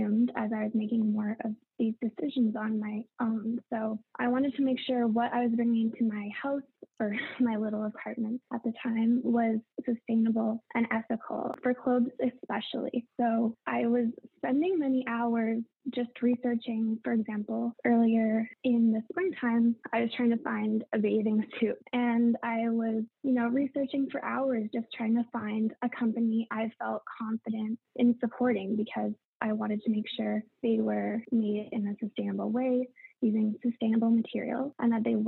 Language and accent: English; Canada; I'm from Canada